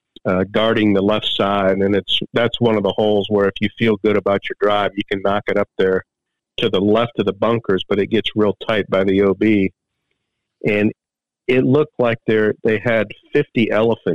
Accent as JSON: {"language": "English", "country": "United States", "said": "Being an American"}